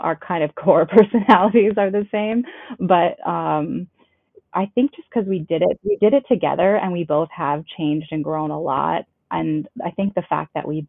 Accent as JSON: {"language": "English", "town": "Cloquet", "region": "Minnesota", "country": "United States", "tie": "born or raised there", "moved": "as an adult", "lives_now": "Anoka, United States", "said": "I grew up in northern Minnesota in Cloquet"}